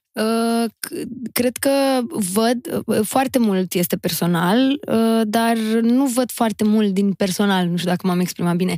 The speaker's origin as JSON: {"language": "Romanian", "town": "Constanța", "region": "Constanța County", "country": "Romania", "tie": "born or raised there", "said": "am fost crescută și născută și crescută în Constanța, în Faleză Nord chiar"}